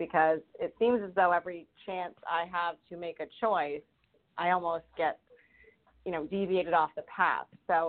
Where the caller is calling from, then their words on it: Rhode Island, United States; I am calling from Rhode Island.